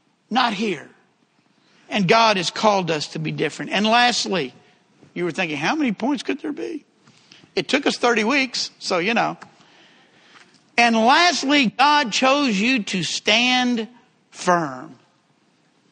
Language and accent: English; Texas, United States; accent: southern; he knew I was from one of the southern states. And when I said Texas, he said, I could have guessed that.